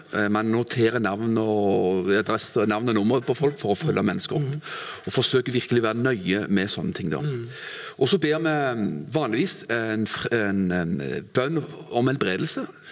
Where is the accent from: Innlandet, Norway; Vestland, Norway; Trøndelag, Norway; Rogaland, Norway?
Rogaland, Norway; Stavanger; moved away as an adult; also born or lived in Kvinesdal / Arendal; now in Froland, Norway; Født og oppvokst i Stavanger